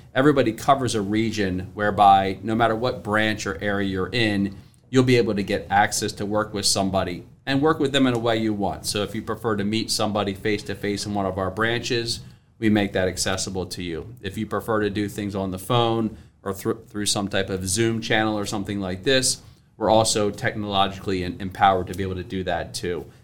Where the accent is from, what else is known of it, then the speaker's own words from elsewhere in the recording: Salisbury, Maryland, United States; moved away as an adult; also born or lived in Philadelphia area; now in Philadelphia, United States; I'm from the, uh, from Maryland, uh, down near Ocean City, Salisbury, Maryland, about three hours from here. So, uh, I didn't grow up here